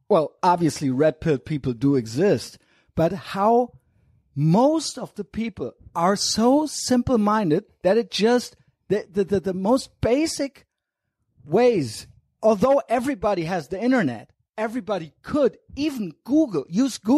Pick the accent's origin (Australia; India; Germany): Germany; as a German